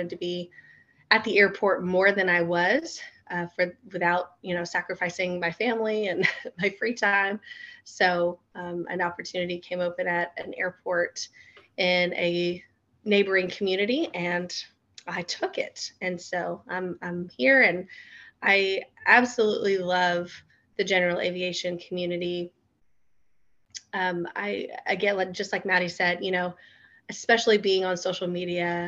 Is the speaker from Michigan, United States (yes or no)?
no; Florida, United States; now in Kentucky, United States; I grew up in Florida, so everything was pretty flat and level.